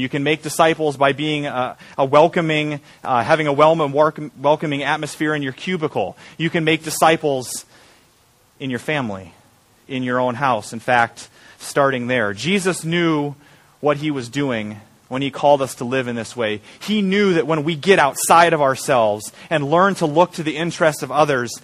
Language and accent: English; Iowa, United States; I'm from Iowa